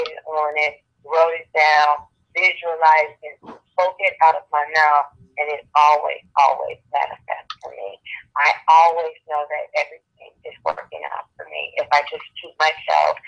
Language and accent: English; Chicago, Illinois, United States; moved away as an adult; now in Las Vegas, United States; I was born and raised in Chicago